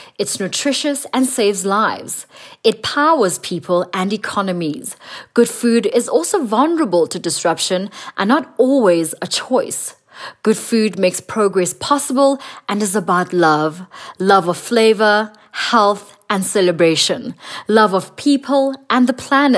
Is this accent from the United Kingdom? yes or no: no; South Africa; from South Africa, a celebrity TV chef